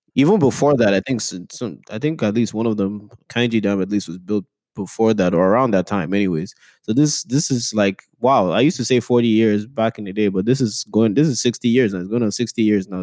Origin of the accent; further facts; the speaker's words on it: Nigeria; moved away; I grew up in Nigeria